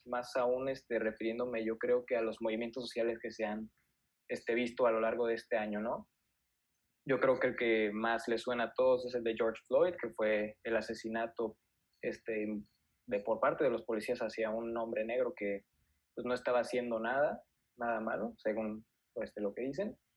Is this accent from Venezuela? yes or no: no; Mexico; nosotros somos mexicanos